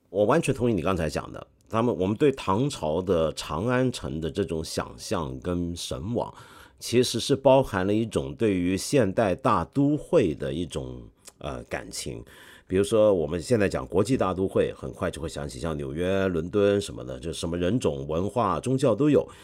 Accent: China; 我们中国人有时候对于中国历史的很多的想象

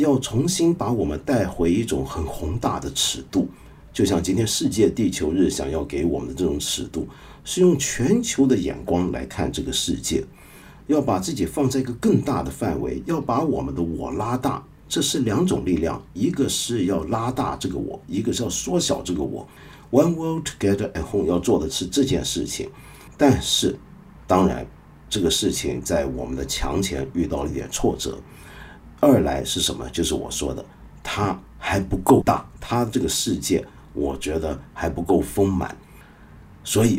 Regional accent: China; 到后来，我们开始就变成是外国的人开始歧视我们中国人了。

